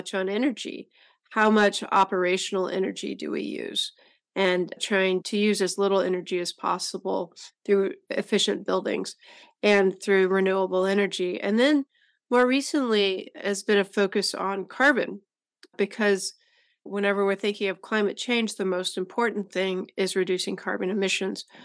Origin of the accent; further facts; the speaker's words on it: Decatur, Texas, United States; Decatur, Texas, which happens to be my hometown